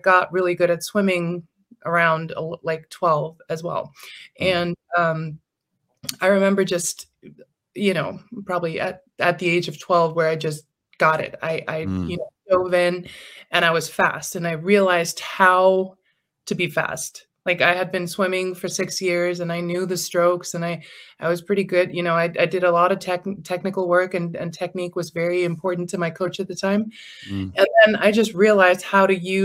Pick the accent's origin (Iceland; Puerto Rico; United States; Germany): Iceland; accent: slight Americanized accent; we have it really, really good here in Iceland